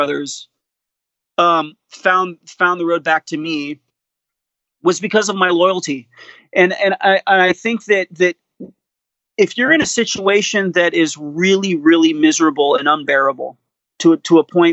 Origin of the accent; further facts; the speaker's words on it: Miami, Florida, United States; growing up in Miami